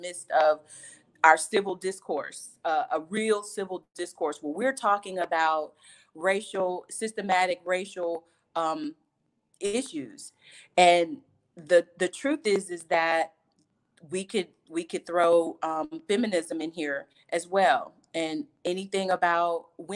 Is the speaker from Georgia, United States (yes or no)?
yes; Georgia, United States; So I was born and raised in Georgia. I'm a Georgia peach, one of the few that still live in Georgia